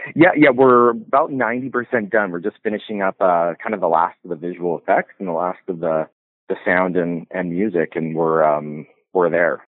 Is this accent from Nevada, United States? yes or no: yes; Carson City, Nevada, United States; born or raised there; also born or lived in Canada / Los Angeles; now in Reno, United States